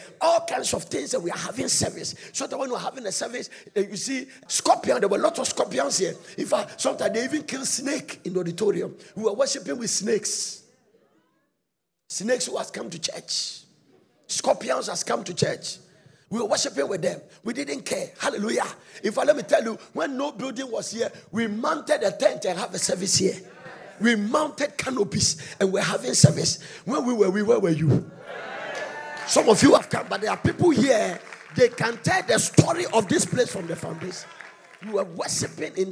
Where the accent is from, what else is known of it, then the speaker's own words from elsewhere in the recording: Ghana; I'm a Ghanaian